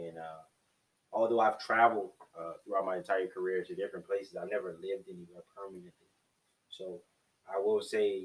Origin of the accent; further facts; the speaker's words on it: Louisiana, United States; moved away as an adult; also born or lived in Arizona / Alaska / Washington / New Jersey; I was raised in Louisiana